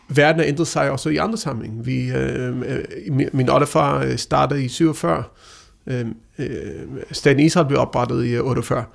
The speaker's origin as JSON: {"language": "Danish", "country": "Denmark", "said": "Danmark, øh, vores land, vi anser os selv som danskere"}